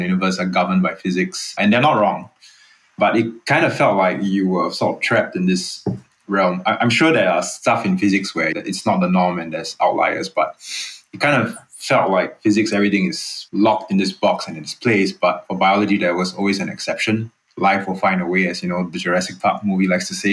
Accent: Singapore; moved away as an adult; also born or lived in Boston; I'm Singaporean, born and raised. I've actually been away for 16 years now

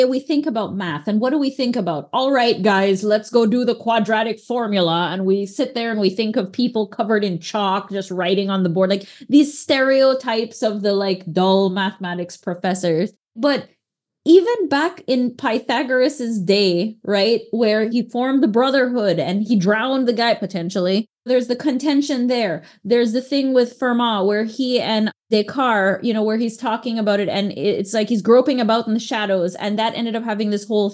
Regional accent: Belize; now in Texas, United States; when I was in Belize and growing up there, for sure, I was definitively from Belize

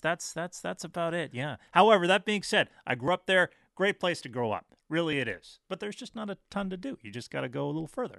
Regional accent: Port Coquitlam, British Columbia, Canada; I always thought growing up, okay, I'm from this big area. I'm from Vancouver. No, you're not. You're from Port Coquitlam

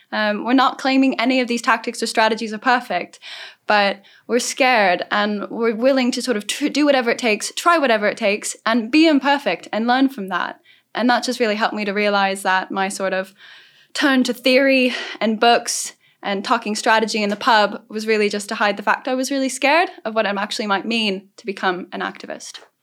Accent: Southern California, United States; I'm from Southern California, so I've grown up in the middle of the climate crisis

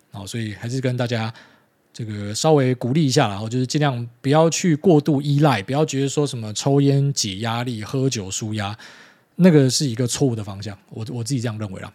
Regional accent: Miaoli County, Taiwan; 很多在苗栗长大的小朋友都这样

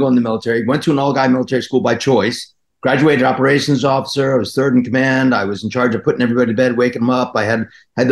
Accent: New Jersey, United States; moved away as an adult; I grew up in Jersey

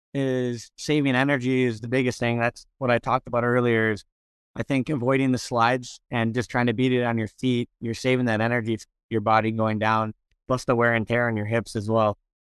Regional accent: Minnesota, United States; Minnesota, my hometown

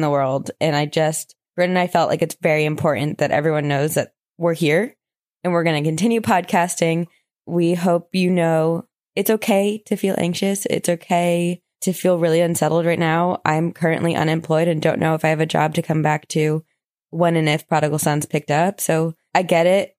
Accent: Vermont, United States; I'm a loser from Vermont.

